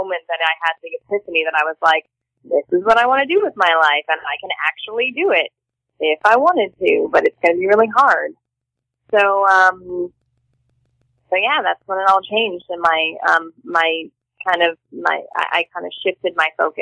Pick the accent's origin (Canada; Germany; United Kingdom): Canada; Toronto, Ontario; I'm from Toronto, Canada. I don't know if you knew that, but and that's where I grew up